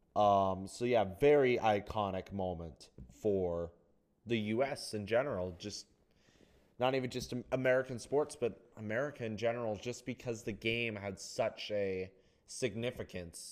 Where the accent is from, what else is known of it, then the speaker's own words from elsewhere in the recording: Canada; I know, I'm, I'm Canadian. I'm Canadian